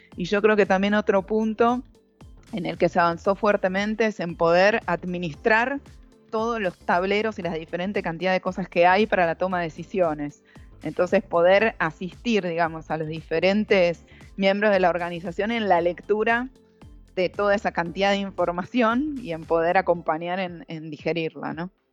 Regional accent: Argentina; moved away as an adult; now in Brazil; siendo mujer y siendo argentina en Brasil

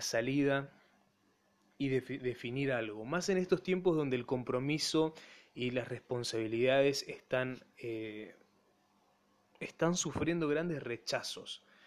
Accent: Empedrado, Corrientes, Argentina; Mi pueblo, Empedrado

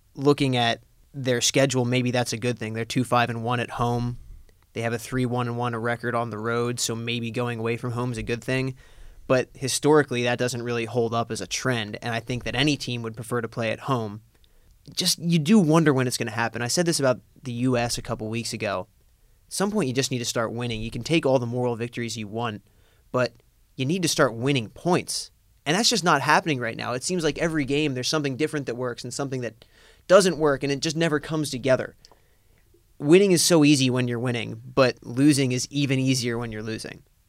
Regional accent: Lancaster, Pennsylvania, United States; my hometown of Lancaster, Pennsylvania

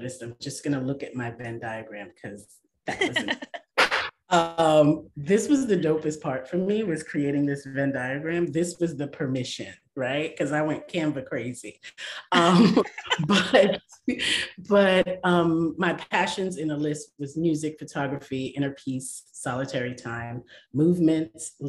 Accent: New York City, New York, United States; I am from Brooklyn, New York

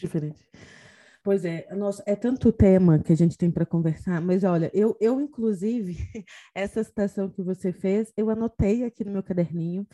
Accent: Brazil; now in Portugal; eu, enquanto brasileira em Portugal

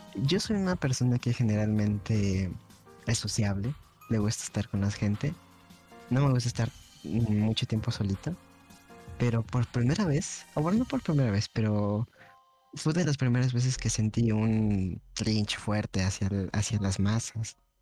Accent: Chile; nosotros venimos de Chile

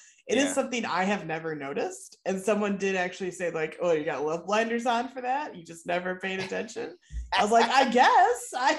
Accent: Midwest, Michigan, United States; accent: flat Midwest; I get pretty nasal, which is a Midwest like Michigan thing.

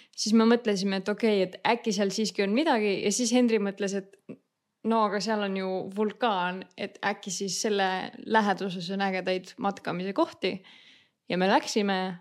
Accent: Saare County, Estonia; now in Denmark; me oleme Saaremaalt

